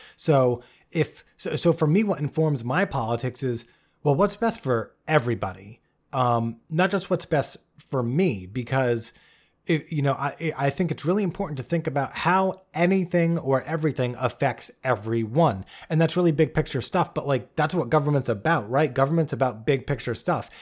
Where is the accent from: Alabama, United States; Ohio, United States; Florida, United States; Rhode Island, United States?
Rhode Island, United States; Bristol; I grew up in a small town, uh, called Bristol, Rhode Island, uh, which is a very small state, the smallest